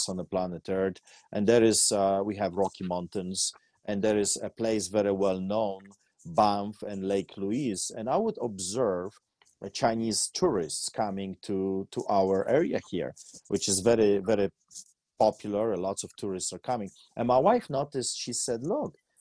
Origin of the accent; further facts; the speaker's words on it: Poland; now in Canada; I grew up in Poland behind the Iron Curtain